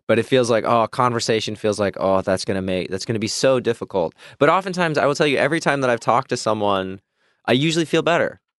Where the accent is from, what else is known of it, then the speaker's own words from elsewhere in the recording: Midwest, United States; I grew up in the Midwest